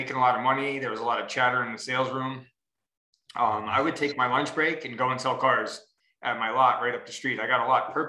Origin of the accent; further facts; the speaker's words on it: Westchester, New York, United States; moved away as an adult; now in Ohio, United States; I'm from Westchester, right out of New York City